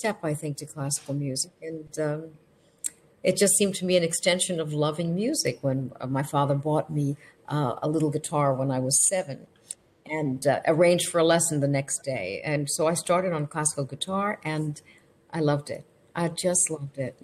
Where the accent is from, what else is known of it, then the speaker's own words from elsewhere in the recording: New York City, New York, United States; my sister and I grew up in New York City